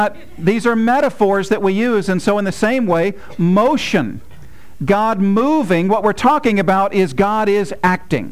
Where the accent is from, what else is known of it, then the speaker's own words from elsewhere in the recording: United States; as an American